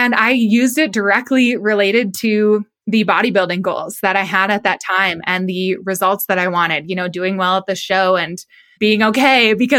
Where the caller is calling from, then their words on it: Colorado Springs, Colorado, United States; I am out in Colorado Springs, which is just south of Denver, out in Colorado.